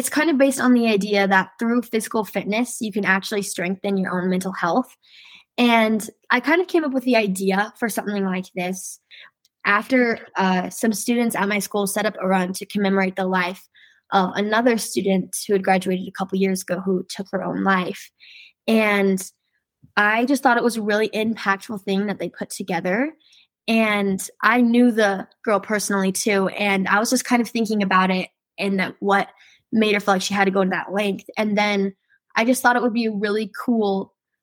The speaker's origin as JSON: {"language": "English", "town": "Salem", "region": "Utah", "country": "United States", "said": "I'm from Salem, Utah, and I'm going to be a senior at Salem Hills High School this next year."}